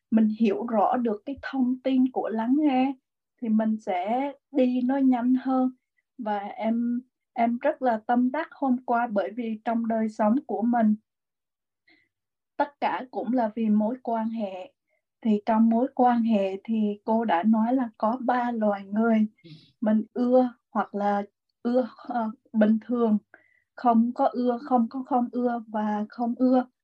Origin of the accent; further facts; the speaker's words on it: Huế, Thua Thien Hue, Vietnam; thì em cũng là người Huế em cũng là ở trong một cái gia đình mà rất là uh, luật lệ